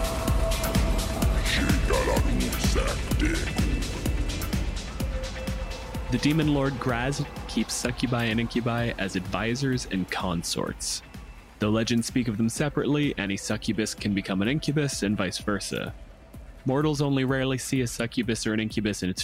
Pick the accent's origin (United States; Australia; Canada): Canada; I'm a physicist from Canada.